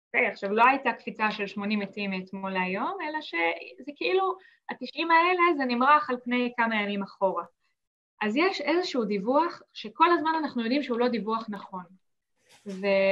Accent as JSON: {"language": "Hebrew", "country": "Israel", "moved": "as an adult", "lives_now": "Sweden"}